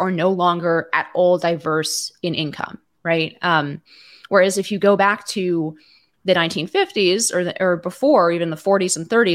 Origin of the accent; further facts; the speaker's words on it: Palo Alto, California, United States; I grew up in Palo Alto, California